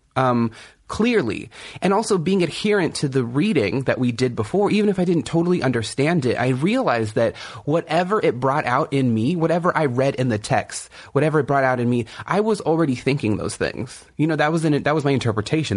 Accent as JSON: {"language": "English", "area": "Kumeyaay Nation", "region": "Southern California", "country": "United States", "said": "I'm from the Kumeyaay Nation in Southern California."}